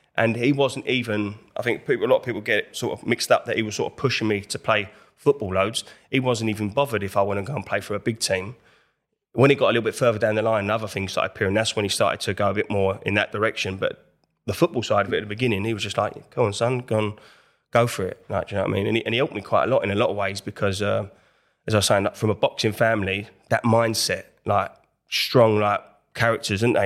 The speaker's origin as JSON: {"language": "English", "town": "Enfield", "region": "London", "country": "United Kingdom", "said": "I'm in from Enfield, North London, that was from that area"}